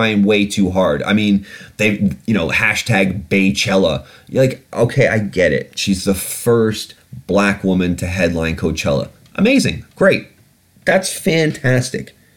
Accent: United Kingdom; I'm British? I'm a British citizen.

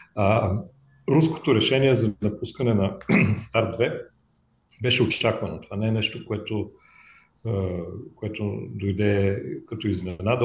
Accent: Bulgaria

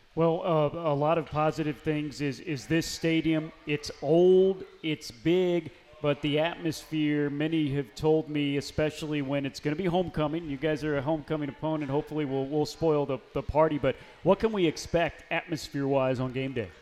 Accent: Missouri, United States; moved away; where I'm from, my home state of Missouri. I grew up 30 uh, minutes away from where you were last head coach at, at Lincoln University

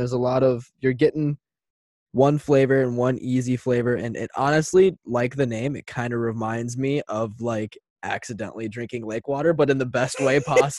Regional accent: Osseo, Minnesota, United States; I actually grew up in Oriole

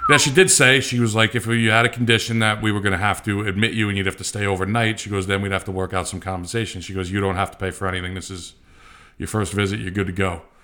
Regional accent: United States; I'm from the U S, I'm not from here

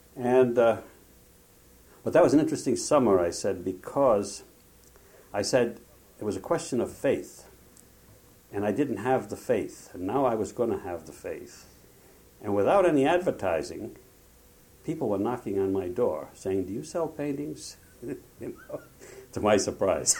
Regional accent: Providence, Rhode Island, United States; moved away as an adult; also born or lived in Lebanon (ancestry); now in Provincetown, United States; we were both from uh, Rhode Island, from Providence. And uh, we, uh, we went to Vesper George together uh, in Boston. I say together, we commuted on the same train and we knew each other from the same high school

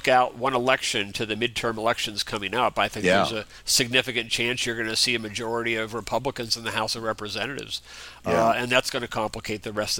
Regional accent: Indiana, United States; And even in my home state of Indiana, we have both of our senators who are relatively young senators

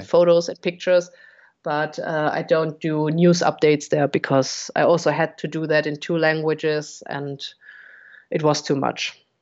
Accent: Munich, Bavaria, Germany; also born or lived in Cologne area, Germany; now in Cologne, Germany; Originally, I come from Munich

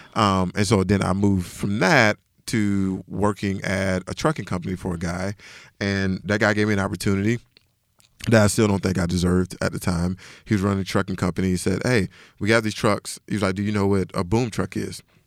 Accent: Decatur, Georgia, United States; I'm originally from Decatur, Georgia, so which is about ten minutes outside of Atlanta.

